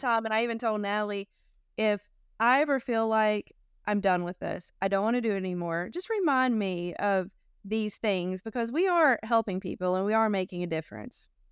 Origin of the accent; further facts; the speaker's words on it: North Carolina, United States; also born or lived in California; I was born in North Carolina and I lived in California for a few years